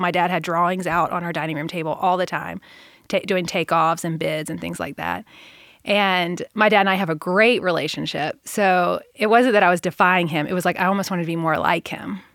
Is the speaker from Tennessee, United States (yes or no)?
yes; Middle Tennessee, United States; I grew up in Middle Tennessee